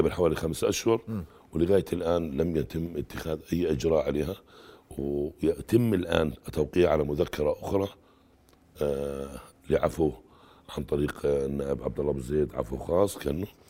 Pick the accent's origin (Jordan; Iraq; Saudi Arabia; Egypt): Jordan; عندنا في الاردن